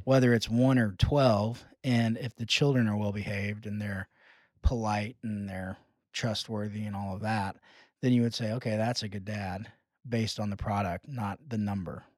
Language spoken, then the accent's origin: English; United States; being American evangelicals